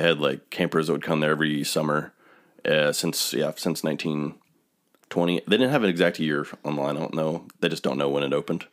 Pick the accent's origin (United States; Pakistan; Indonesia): United States; Vandalia, Ohio; We grew up in Vandalia where I seventy and I seventy-five meet.